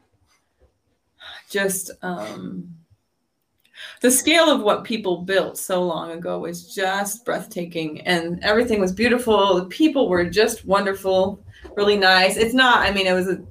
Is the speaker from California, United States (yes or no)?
no; La Crosse, Wisconsin, United States; also born or lived in Provo, Utah / Rexburg, Idaho / Westby, Wisconsin; I was born in La Crosse, Wisconsin, and I lived there up until I did a summer semester at BYU Provo